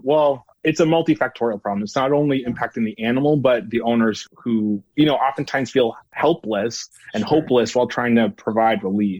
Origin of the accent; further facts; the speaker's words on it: Ottawa, Ontario, Canada; now in United States; So I'm originally from Ottawa, Ontario, Canada. I like to think that my oot and the boots have kind of blended into the background. They're not as apparent. I've been in the States for 8 years.